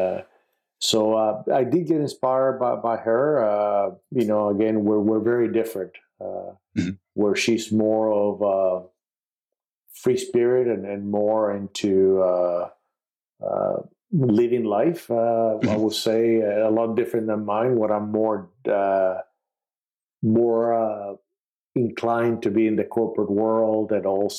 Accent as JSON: {"language": "English", "country": "Puerto Rico", "tie": "born or raised there", "said": "I was born in Puerto Rico, which is part of the United States"}